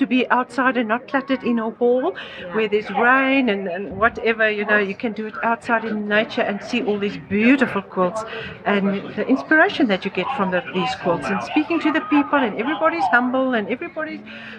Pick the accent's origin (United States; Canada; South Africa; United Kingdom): South Africa; I'm from South Africa.